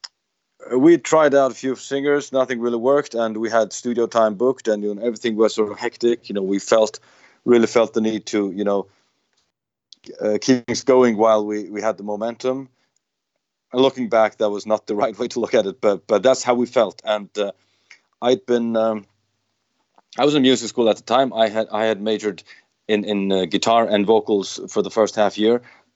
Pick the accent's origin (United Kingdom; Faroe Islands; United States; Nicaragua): Faroe Islands; We come from the Faroe Islands in the North Atlantic